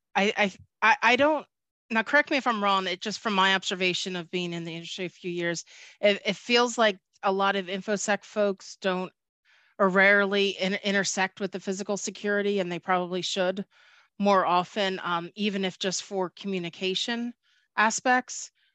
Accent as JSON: {"language": "English", "town": "Philadelphia", "region": "Pennsylvania", "country": "United States", "said": "I am from Philadelphia, I do say it, water"}